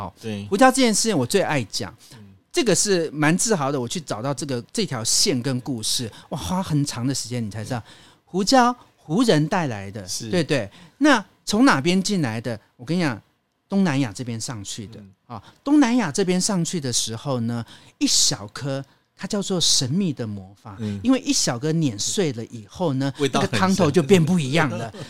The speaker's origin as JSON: {"language": "Chinese", "town": "Zhudong", "region": "Hsinchu County", "country": "Taiwan", "tie": "born or raised there", "said": "因为我们家在竹东，竹东是全台湾的客家山歌大赛的一个地方。OK，所以我们从小是耳濡目染去听长大的，所以我很清楚。"}